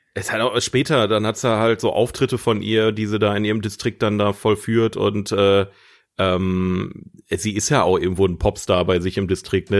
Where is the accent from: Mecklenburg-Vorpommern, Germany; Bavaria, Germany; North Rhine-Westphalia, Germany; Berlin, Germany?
North Rhine-Westphalia, Germany; Ruhr area; bei uns im Ruhrgebiet